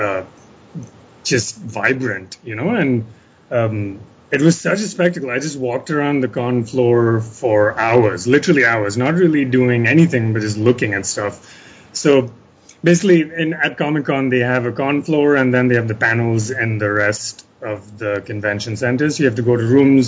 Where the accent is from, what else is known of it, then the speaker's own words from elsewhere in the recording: India; I am an Indian writer